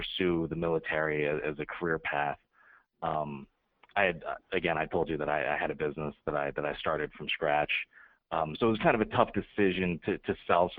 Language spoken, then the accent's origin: English; College Station, Texas, United States; moved away as an adult; also born or lived in Las Vegas, Nevada / Newport, Rhode Island / San Diego, California; I was born and raised in College Station, Texas. Lived there for 18 years